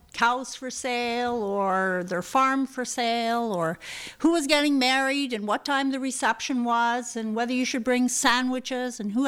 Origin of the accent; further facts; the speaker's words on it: Brudenell, Ontario, Canada; we were growing up in Brudenell